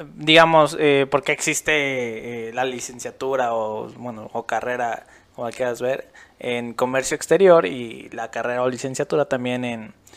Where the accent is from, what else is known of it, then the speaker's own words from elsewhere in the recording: Mexico; nosotros como mexicanos